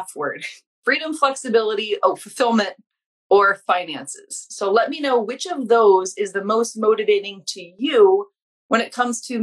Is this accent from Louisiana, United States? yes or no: yes; Louisiana, United States; now in Massachusetts, United States; we're both from Louisiana. She still lives there. I live in Massachusetts now, but I'm like Louisiana through and through